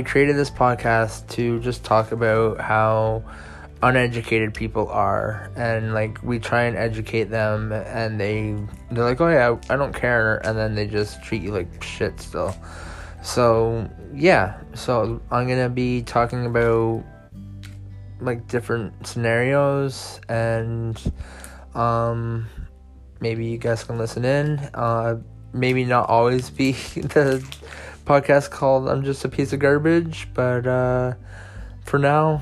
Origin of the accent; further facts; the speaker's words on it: near Toronto, Ontario, Canada; I am from Canada, near Toronto.